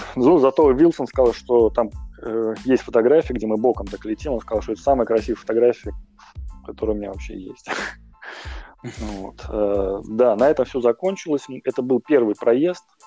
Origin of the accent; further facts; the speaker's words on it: Moscow, Russia; moved away as an adult; now in Saint Petersburg, Russia; я коренной москвич, э, я 30 лет прожил, ну, 29 прожил в Москве